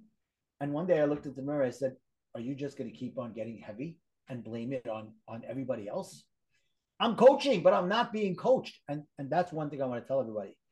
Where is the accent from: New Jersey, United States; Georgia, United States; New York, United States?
New York, United States; New York City; accent: Brooklyn; my Brooklyn accent